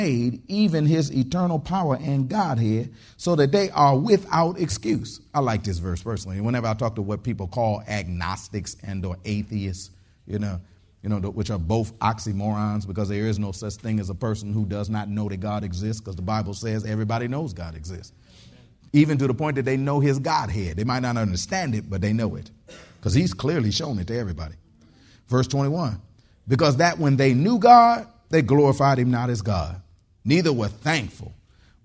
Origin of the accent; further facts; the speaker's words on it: Detroit, Michigan, United States; now in Texas, United States; I grew up in Detroit, Michigan